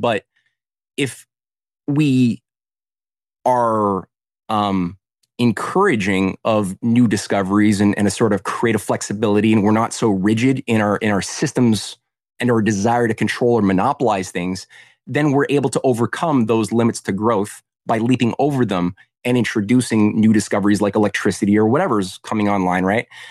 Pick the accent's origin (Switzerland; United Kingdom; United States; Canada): Canada; I was in Canada, um, as a Canadian activist